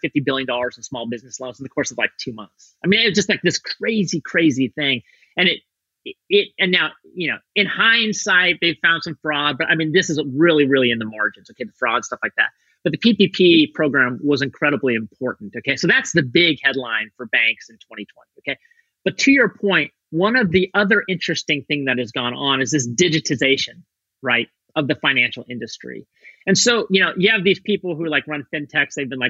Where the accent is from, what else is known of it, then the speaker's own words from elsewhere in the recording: Torrington, Wyoming, United States; moved away; Torrington, Wyoming, where I grew up